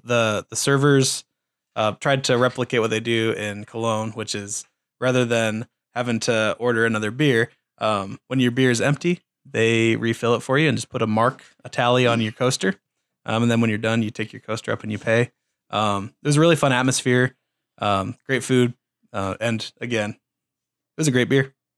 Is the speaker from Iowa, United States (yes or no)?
yes; Waukee, Iowa, United States; I'm from Waukee